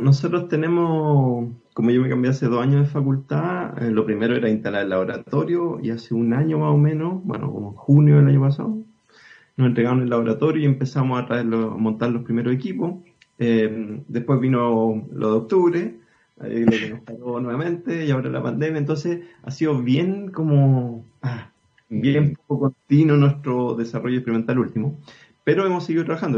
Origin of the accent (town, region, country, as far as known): Chile